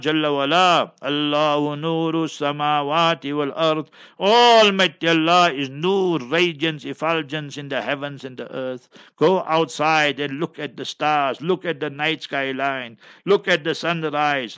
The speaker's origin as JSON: {"language": "English", "town": "Heidelberg", "region": "Gauteng", "country": "South Africa", "tie": "born or raised there", "said": "my hometown, Heidelberg, Heidelberg, Transvaal, Gauteng"}